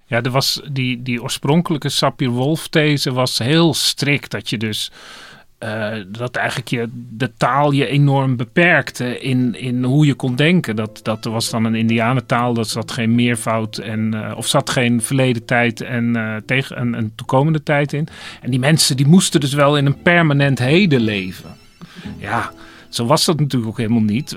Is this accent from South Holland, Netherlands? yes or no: yes; Dordrecht, South Holland, Netherlands; moved away; in de stad ben waar ik, waar ik geboren ben, Dordrecht, dan hoor ik het platte Dords